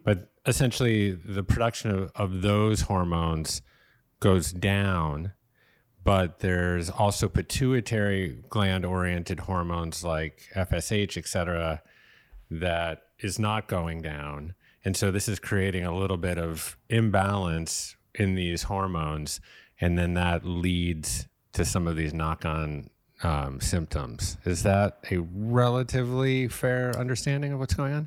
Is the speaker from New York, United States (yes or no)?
yes; New York City, New York, United States; now in Los Angeles, United States; my hometown of Brooklyn.